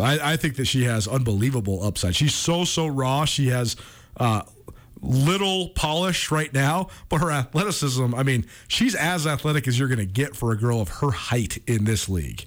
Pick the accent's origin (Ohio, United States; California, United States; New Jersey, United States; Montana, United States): Montana, United States; Missoula; growing up in Montana because that's something that's so unique. In a, a town like Missoula, like I went to the school with the same kids from when I was in kindergarten on